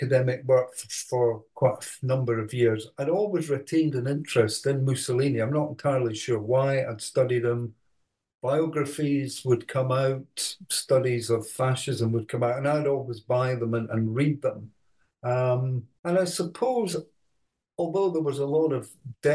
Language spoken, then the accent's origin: English; Edinburgh, Scotland, United Kingdom; also born or lived in Aberdeen; I was born in Edinburgh, went to school there